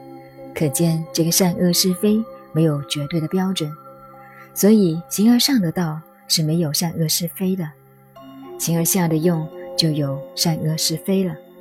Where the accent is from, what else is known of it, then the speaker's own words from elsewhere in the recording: China; 相对论是相对论，我们中国人很多认为你跟我相对就是爱因斯坦的相对论